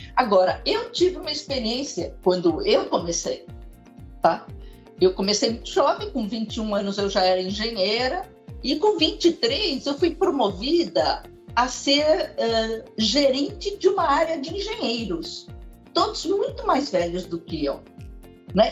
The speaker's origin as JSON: {"language": "Portuguese", "country": "Brazil", "said": "sou brasileira com cara de chinesa, porque sou filha de chineses"}